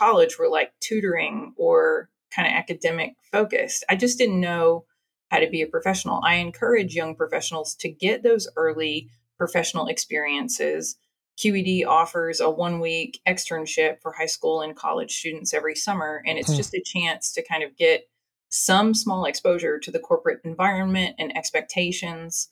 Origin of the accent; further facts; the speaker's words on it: Marshall, Texas, United States; also born or lived in Louisiana / Oxford, England; So I was born in Marshall, Texas. So I'm an East Texas girl, right out of the Arklatex. I graduated from Marshall High School